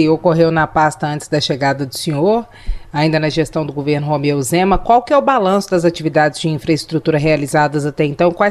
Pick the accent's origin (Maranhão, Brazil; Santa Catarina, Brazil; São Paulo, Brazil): São Paulo, Brazil; moved away as an adult; now in Minas Gerais, Brazil; Eu sou natural de São